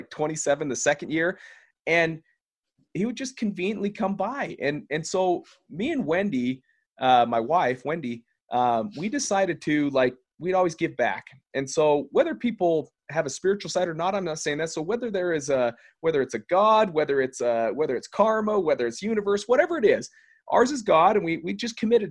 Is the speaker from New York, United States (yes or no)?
no; Salt Lake City, Utah, United States; We're in Salt Lake City here in my hometown